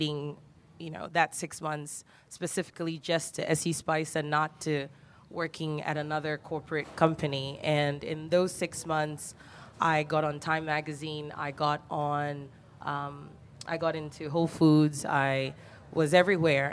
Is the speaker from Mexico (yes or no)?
no; Ghana; moved away; growing up in Ghana